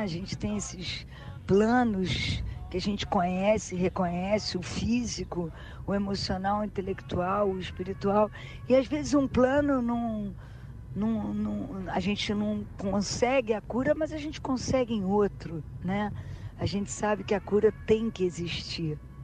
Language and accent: Portuguese; Rio de Janeiro, Brazil; Eu sou super carioca, sabe? Gosto de ser. Eu sempre falo que antes de ser brasileira eu sou carioca